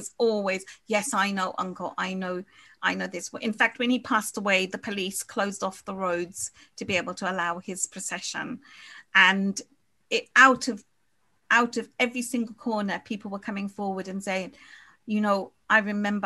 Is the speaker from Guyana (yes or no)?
yes; Guyana; now in United Kingdom; we're from Guyana.